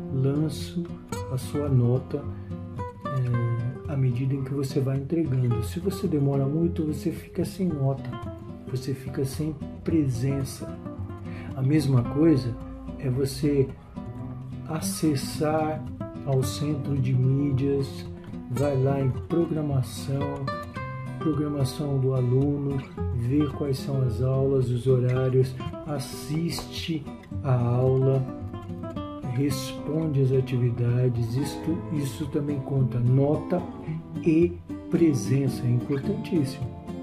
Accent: Brazil; accent: Brazilian; se formos falar, por exemplo, em inglês, na Inglaterra ou nos Estados Unidos ou no Canadá, nós o faremos com o sotaque brasileiro

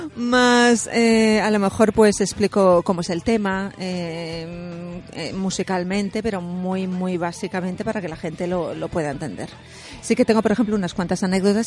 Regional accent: Castilla-La Mancha, Spain; yo soy de Castilla-La Mancha, es una comunidad autónoma

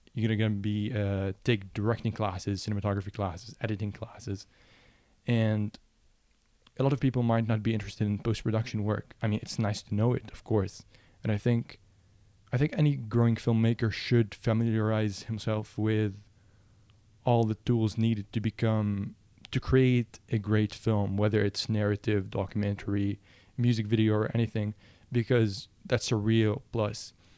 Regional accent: Lebanon; moved away as an adult; now in United States; I'm from Lebanon, and one of the issues that I found growing up as, um, a photographer and then a filmmaker was that there are no film schools in Lebanon

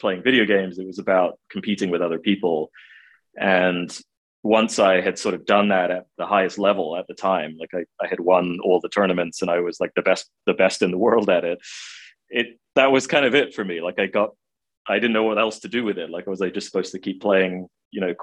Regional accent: England, United Kingdom; I grew up in England. I went to college at the University of Manchester

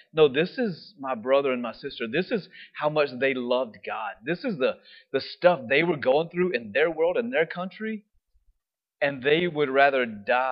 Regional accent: United States; We're from America.

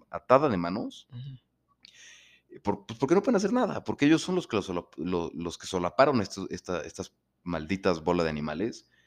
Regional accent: Mexico; pues como buenos mexicanos empiezan a pasarse lanzas

